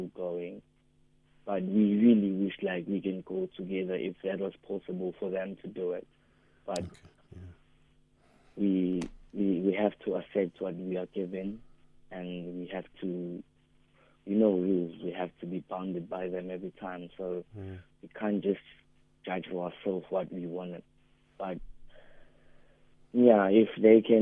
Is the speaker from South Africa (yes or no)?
yes; Umlazi, KwaZulu-Natal, South Africa; We are from Umlazi, B section